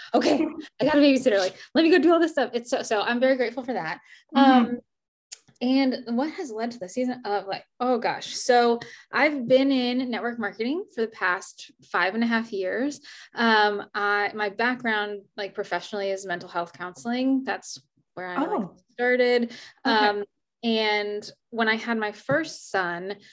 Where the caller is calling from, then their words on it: Richmond, Virginia, United States; I'm calling in from Richmond, Virginia